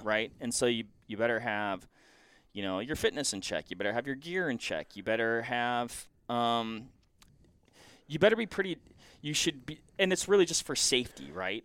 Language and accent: English; Washington, United States; moved away; I'm originally from Washington